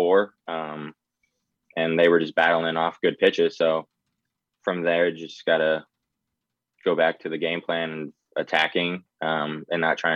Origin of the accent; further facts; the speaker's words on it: Oregon, United States; I grew up in Oregon for like 13 years